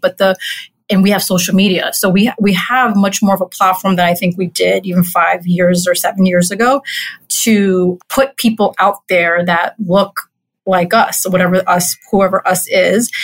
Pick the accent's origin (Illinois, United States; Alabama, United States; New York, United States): New York, United States; New York City; I grew up in Corona, Queens. I'm a native New Yorker.